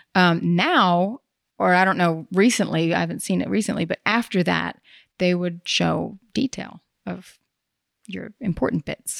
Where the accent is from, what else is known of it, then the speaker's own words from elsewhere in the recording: the Bible Belt, the South, United States; moved away; I grew up in the Bible Belt.